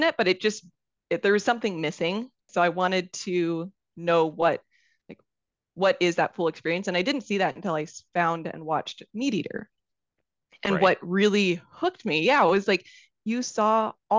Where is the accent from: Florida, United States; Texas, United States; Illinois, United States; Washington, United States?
Washington, United States; I grew up in Washington State.